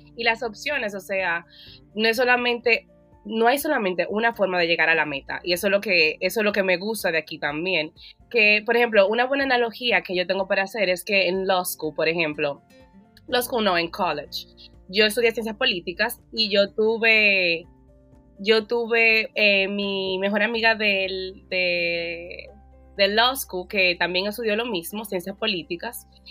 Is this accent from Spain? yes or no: no; Dominican Republic; now in United States; como buena latina y buena dominicana